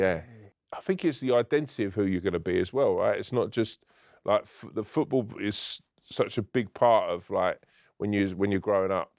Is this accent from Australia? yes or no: no; London, United Kingdom; also born or lived in Ireland (family)